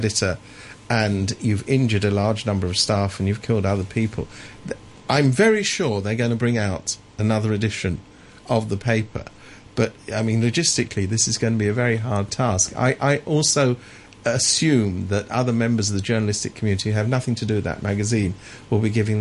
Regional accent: England, United Kingdom; I was brought up in England

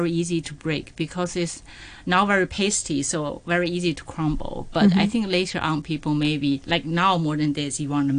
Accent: Beijing, China; also born or lived in Boston, United States / New York City, United States; now in Hong Kong; I was born in Beijing. And the next province is Hebei, my grandparents come from Hebei province.

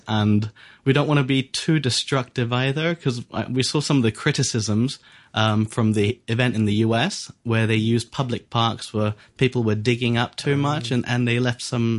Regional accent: Hong Kong; I was born in Hong Kong.

